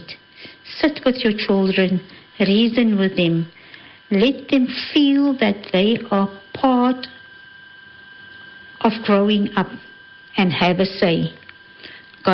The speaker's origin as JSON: {"language": "English", "town": "Cape Town", "region": "Western Cape", "country": "South Africa", "said": "I'm originally from Cape Town."}